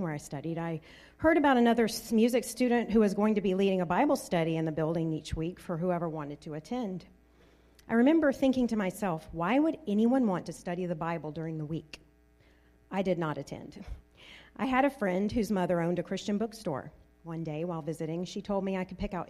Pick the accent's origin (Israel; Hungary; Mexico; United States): United States; Deep South; I grew up in the Deep South, where most everyone attended church